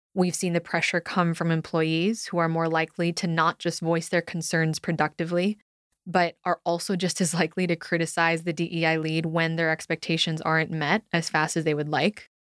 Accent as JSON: {"language": "English", "country": "United States", "said": "being raised in a performance driven culture, actually, cultures as a Filipino American daughter of immigrants"}